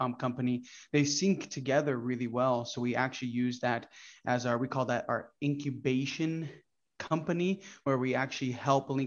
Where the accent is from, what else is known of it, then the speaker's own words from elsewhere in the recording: Brazil; first language Portuguese; English is a second language; also born or lived in Orlando, Florida; now in United States; I came from Brazil. My whole family migrated from Brazil and we came here